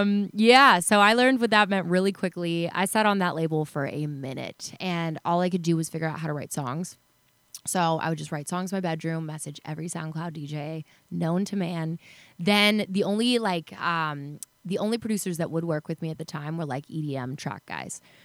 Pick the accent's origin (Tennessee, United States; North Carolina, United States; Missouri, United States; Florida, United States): Tennessee, United States; Chattanooga; moved away; also born or lived in Dallas, Texas / Los Angeles, California; I grew up in Chattanooga, Tennessee, then moved to Dallas.